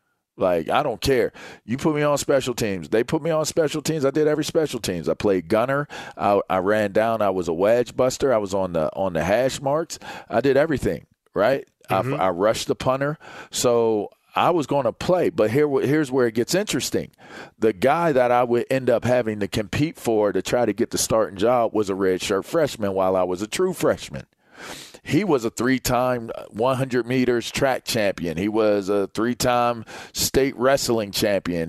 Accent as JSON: {"language": "English", "region": "Pennsylvania", "country": "United States", "said": "it was PA, Central PA. It's a local school. I'm a state kid."}